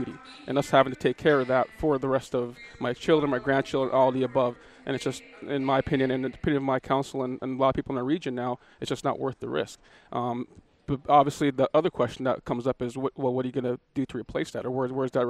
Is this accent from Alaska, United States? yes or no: yes; Akiachak, Alaska, United States; also born or lived in Bethel, Alaska; I'm originally from Akachuk, Alaska, which is a village about 20 miles upriver